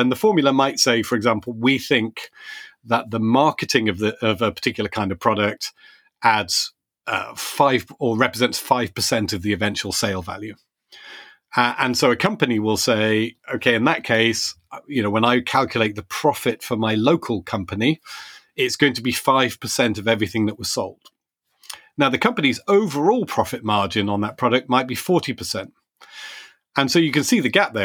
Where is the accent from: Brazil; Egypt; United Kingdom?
United Kingdom; As a Brit